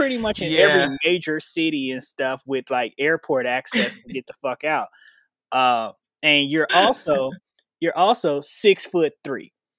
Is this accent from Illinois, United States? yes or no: yes; Chicago, Illinois, United States; So that's different because like me growing up in Chicago, all you see about Vegas is just like all the shit that happens on the strip and stuff.